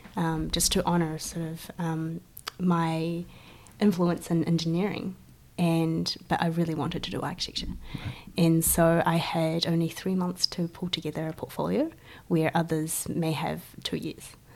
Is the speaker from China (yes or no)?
yes; Guangzhou, Guangdong, China; also born or lived in New Zealand; now in Christchurch, New Zealand; So, I am uh, Chinese born. Um, I come from Guangzhou, China